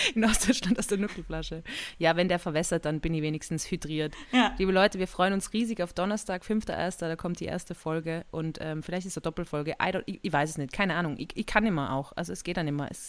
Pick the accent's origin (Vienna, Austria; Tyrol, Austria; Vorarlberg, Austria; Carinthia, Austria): Vienna, Austria; Ja, also in Österreich ist es so, also in Wien, da wo ich her bin, da ist es so, dass man Getränke aus Gläsern trinkt unter anderem.